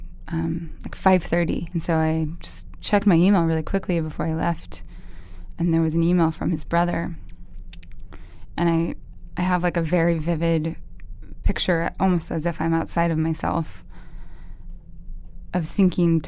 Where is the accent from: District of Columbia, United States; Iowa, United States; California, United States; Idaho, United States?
Idaho, United States; where we grew up in Idaho, to be a football player was like this specific sort of royalty